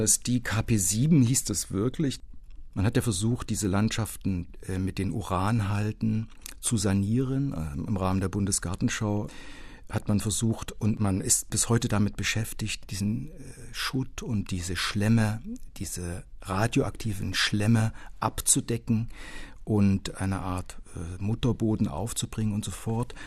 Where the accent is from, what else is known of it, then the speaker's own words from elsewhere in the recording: Culmitzsch, Thuringia, Germany; moved away; in der mein Heimatdorf Kulmitsch gestanden hat, das für den Uranbergbau geschleift wurde